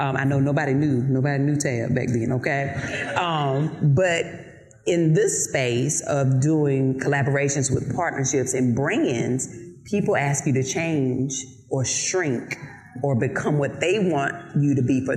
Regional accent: Eden, North Carolina, United States; accent: Southern; moved away; I'm from North Carolina, from a very small town called Eden, North Carolina.

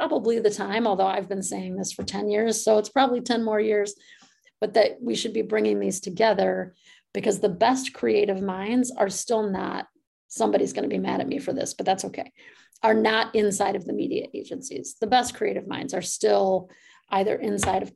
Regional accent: Midwest, United States; moved away; also born or lived in California; I'm from the Midwest

